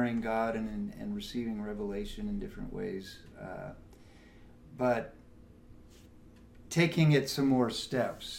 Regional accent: Los Angeles, California, United States; grew up in Los Angeles

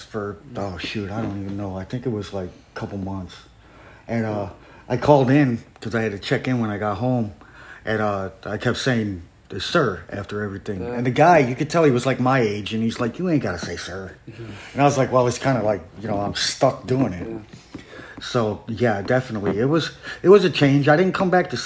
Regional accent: Chicago, Illinois, United States; I lived on one of the corners of Midway Airport. I was from 63rd and Central

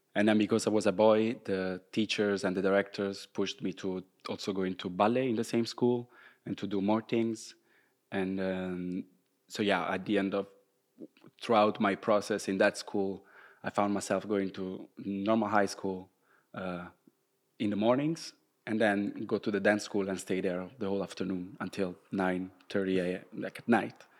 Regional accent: Rome, Lazio, Italy; English is a second language; moved away as an adult; also born or lived in Groningen, Netherlands; now in Maastricht, Netherlands; I'm from Rome, so I was living at my parents' place at the time

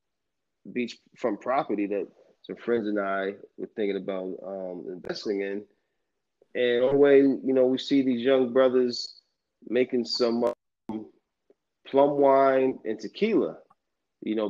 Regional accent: United States; being Black American, we have, I guess, no nationality, so to speak. I guess that's why we call ourselves Black American.

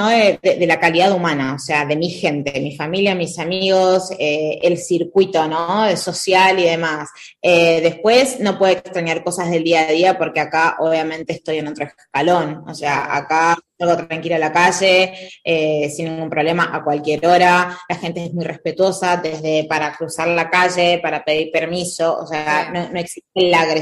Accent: Argentina; moved away as an adult; also born or lived in Buenos Aires; now in Madrid, Spain; la verdad que no puedo decir de que no extraño, porque sí extraño eh, yo soy argentina

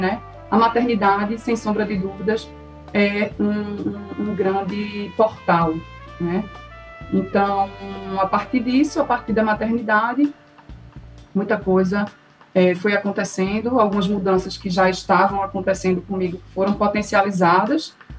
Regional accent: Recife, Pernambuco, Brazil; eu nasci aqui em Recife, né? E me formei em direito graduei em direito, comecei a advogar

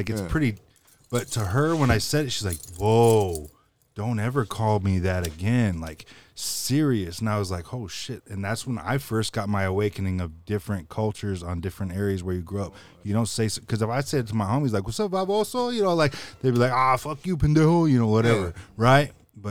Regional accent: Spokane, Washington, United States; also born or lived in Midwest; So I'm Mexican American, but I grew up in Spokane. There's not a whole lot of Hispanic culture, especially from the time age I grew up here.

